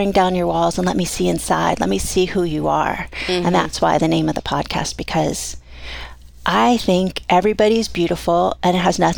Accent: Miami, Florida, United States; moved away as an adult; now in Coeur d'Alene, United States; came from Miami. Um, yeah, I lived in Florida until I was 23

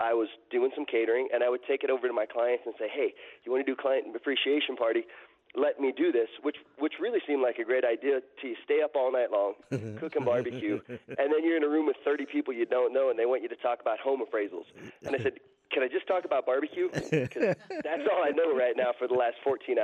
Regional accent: Hannibal, Missouri, United States; moved away as an adult; also born or lived in Phoenix, Arizona; now in Flagstaff, United States; I grew up north of Hannibal, Missouri, which you might know as Tom Sawyer Huck Finn country.

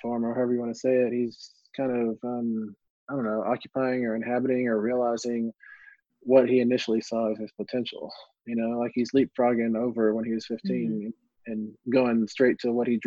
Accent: West Texas, United States; growing up in West Texas

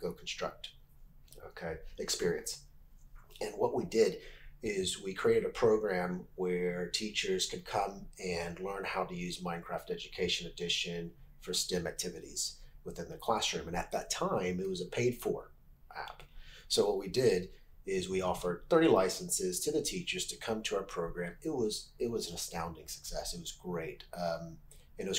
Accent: Houston, Texas, United States; moved away as an adult; also born or lived in Japan / Wales; now in Swansea, United Kingdom; I'm originally from Houston, Texas, in the United States

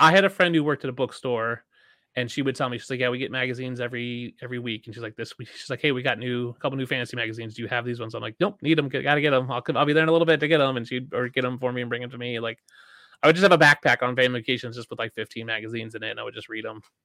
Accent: outside of Philadelphia, Pennsylvania, United States; I grew up side outside of Philadelphia, so I'm a Bills fan in Philadelphia

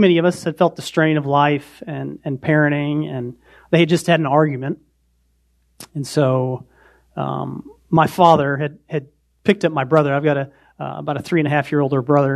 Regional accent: Montana, United States; also born or lived in Indiana; now in Indianapolis, United States; I was born in Montana. We were still in Montana at the time

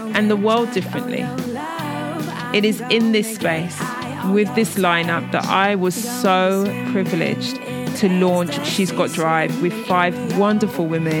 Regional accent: London, United Kingdom; I'm from East London

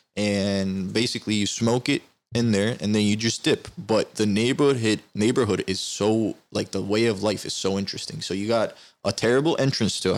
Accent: Turkey; now in United States; me growing up in Turkey and the city I grew up in, it has a high gypsy population

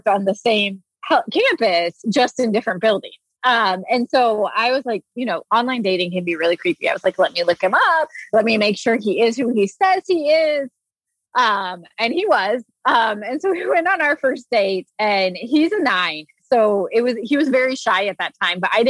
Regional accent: Indiana, United States; now in Indianapolis, United States; we grew up in Indiana where you're supposed to get married at 22 and have kids.

